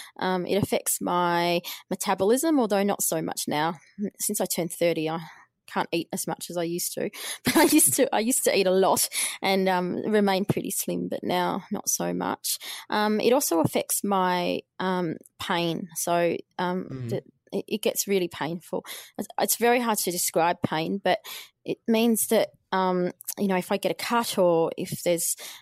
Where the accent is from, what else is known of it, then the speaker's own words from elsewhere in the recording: Albury, New South Wales, Australia; I lived in the country. I grew up in Albury, and there was no journalism courses there.